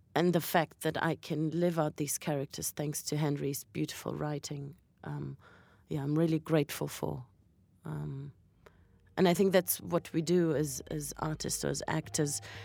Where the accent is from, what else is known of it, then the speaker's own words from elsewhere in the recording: Berlin, Germany; also born or lived in Latvia; now in London, United Kingdom; I was born in Latvia, and my parents are Russian Jews, but I was brought up in Berlin, and now I live in London